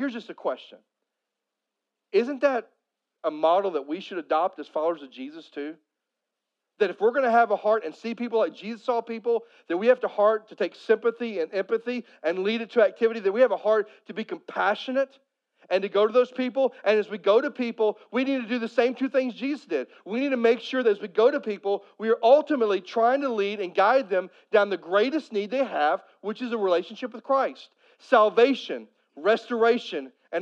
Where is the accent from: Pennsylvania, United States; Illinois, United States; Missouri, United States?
Missouri, United States; Poplar Bluff; I grew up in Southeast Missouri. And Southeast Missouri, especially if you get outside of Poplar Bluff where I'm from